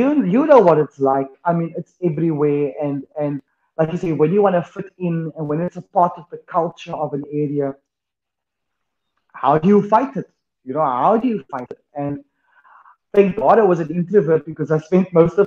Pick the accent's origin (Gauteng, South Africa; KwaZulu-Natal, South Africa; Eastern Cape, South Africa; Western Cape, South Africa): Western Cape, South Africa; Cape Town; So I grew up in Greenhaven